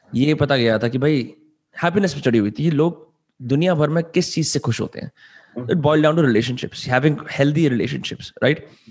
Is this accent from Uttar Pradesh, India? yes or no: no; Faridabad, Haryana, India; also born or lived in Mumbai; दिल्ली के बगल में एक शहर है फरीदाबाद में वहां रहता हूँ और मेरे सारे दोस्त यहाँ रहते हैं